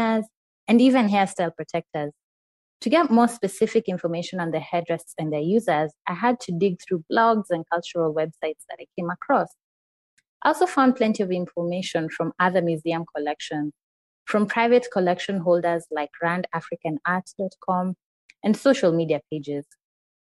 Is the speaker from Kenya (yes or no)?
yes; Nairobi, Kenya; also born or lived in United States; As someone born and raised in Nairobi, Kenya